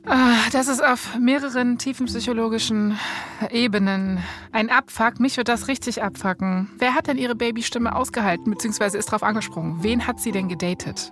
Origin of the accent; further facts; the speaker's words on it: Berlin, Germany; Ich bin in Berlin aufgewachsen.